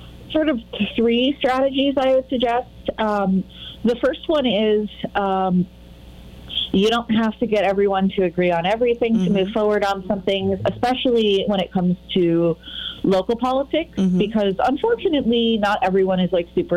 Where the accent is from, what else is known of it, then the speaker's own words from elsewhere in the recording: Massachusetts, United States; also born or lived in Connecticut / United Kingdom; now in Chicago, United States; I'm originally from New England, Massachusetts, not Connecticut, but I've spent some time in Connecticut. And I lived in the UK for 5 years, and now I live in Chicago